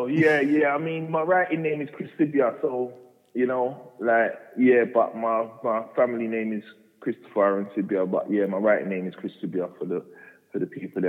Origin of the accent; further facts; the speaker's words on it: Walthamstow, London, United Kingdom; I was born and raised in Walthamstow.